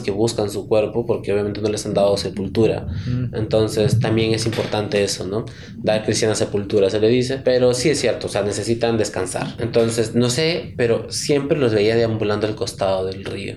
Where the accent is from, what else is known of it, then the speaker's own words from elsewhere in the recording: Chachapoyas, Amazonas, Peru; moved away; also born or lived in Chiclayo; somos de Chichapoyas, ella es de allá, su familia está allá